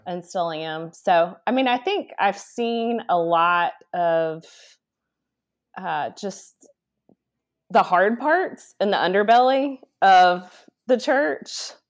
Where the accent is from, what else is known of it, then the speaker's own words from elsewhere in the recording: Dallas, Texas, United States; moved away; I grew up in Dallas, Texas